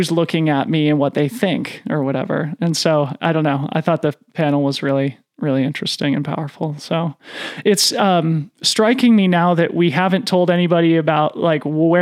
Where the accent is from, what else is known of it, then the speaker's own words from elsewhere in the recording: Boulder, Colorado, United States; growing up in Boulder, Colorado, in a white middle-class family